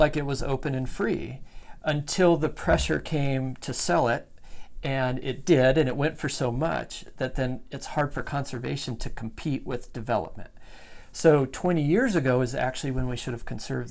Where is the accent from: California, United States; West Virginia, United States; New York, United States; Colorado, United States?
Colorado, United States; moved away as an adult; now in Idaho, United States; I grew up with in Colorado